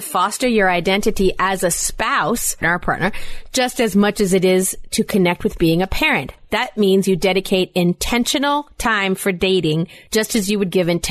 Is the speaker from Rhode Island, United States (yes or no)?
yes; Rhode Island, United States; moved away; I grew up in Rhode Island.